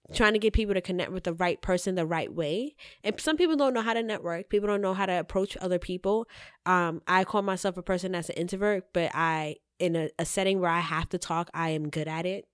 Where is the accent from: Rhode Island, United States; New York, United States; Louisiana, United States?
New York, United States; New York City; I'm from the Bronx, twenty-eight.